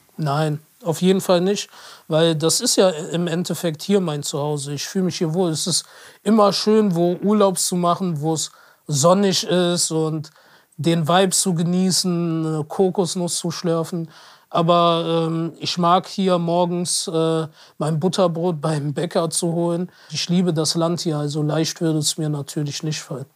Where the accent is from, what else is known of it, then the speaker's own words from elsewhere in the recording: Ruhr area, North Rhine-Westphalia, Germany; als alter Ruhrpotter